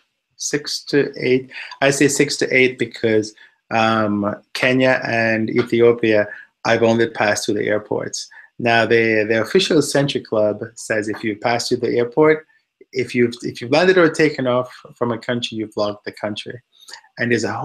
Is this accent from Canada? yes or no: no; Jamaica; also born or lived in Washington, D.C., United States / Indianapolis, United States / Houston, United States; now in United States; I grew up in Jamaica